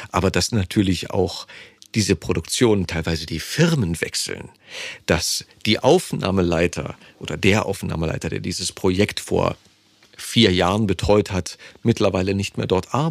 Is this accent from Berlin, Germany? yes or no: yes; Berlin, Germany; accent: Berlinisch; Ich bin Urberliner.